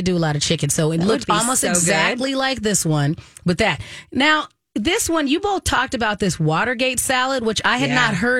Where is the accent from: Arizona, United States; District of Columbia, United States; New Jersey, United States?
Arizona, United States; when I was growing up in Arizona